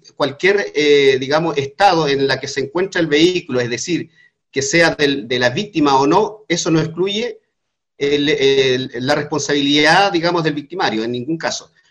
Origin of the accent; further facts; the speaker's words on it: Chile; nosotros siendo ciudadanos chilenos, aymaras que vivimos en la frontera